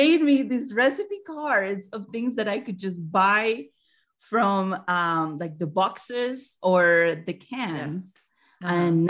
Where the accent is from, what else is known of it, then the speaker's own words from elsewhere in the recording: Colombia; now in United States; Yeah, I'm from Colombia.